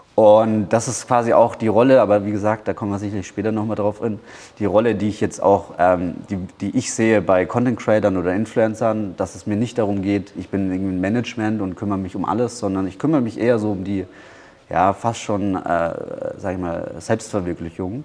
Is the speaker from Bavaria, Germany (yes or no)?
yes; Bamberg, Bavaria, Germany; moved away as an adult; now in Thailand; ich komme aus Bamberg, ich bin hier geboren. Bamberg ist auch meine Heimat.